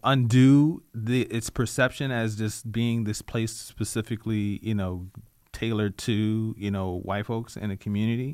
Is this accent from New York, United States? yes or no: no; Richmond, Virginia, United States; I'm a native Richmonder. I'm from Southside. I was raised off of Hopkins Road.